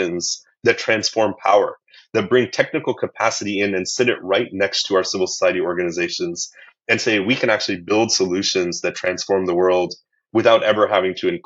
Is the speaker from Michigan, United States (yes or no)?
no; middle of Illinois, United States; I grew up in the United States as an American